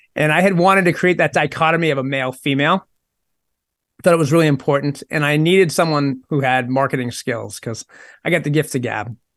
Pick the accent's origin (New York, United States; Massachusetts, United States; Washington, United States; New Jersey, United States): Massachusetts, United States; Maynard; the town I grew up in in Maynard, Massachusetts